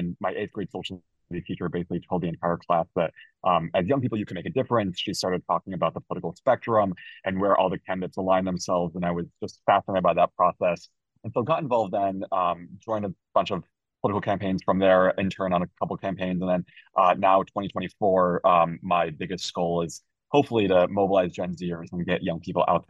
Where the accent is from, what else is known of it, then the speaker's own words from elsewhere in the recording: Chicago, Illinois, United States; I'm originally from Chicago, and so they both moved from China.